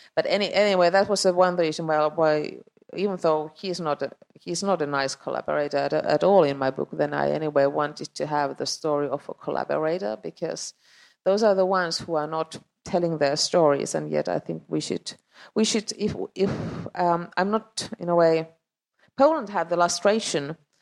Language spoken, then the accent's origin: English; Finland; English is a second language; also born or lived in Estonia